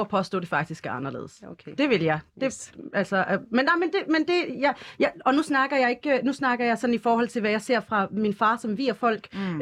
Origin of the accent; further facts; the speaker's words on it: Denmark; jeg er dansk